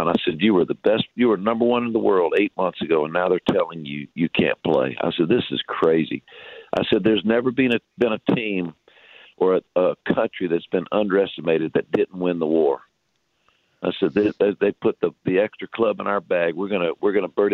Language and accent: English; North Carolina, United States; now in Chicago, United States; Where I grew up in North Carolina, it was an army town.